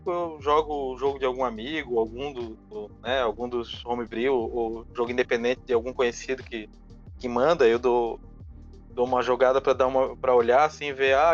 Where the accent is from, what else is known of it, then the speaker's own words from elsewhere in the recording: Florianópolis, Santa Catarina, Brazil; Eu sou aqui de Florianópolis, né? nasci